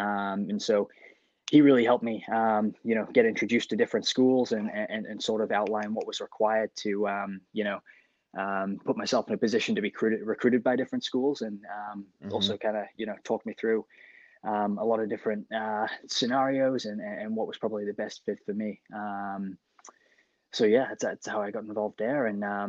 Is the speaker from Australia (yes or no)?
yes; Gold Coast, Queensland, Australia; moved away as an adult; also born or lived in England; growing up in my home country of England, and came over and decided to really focus on tennis. Moving to the Gold Coast, it was an awesome place to grow up and play tennis and be outside all the time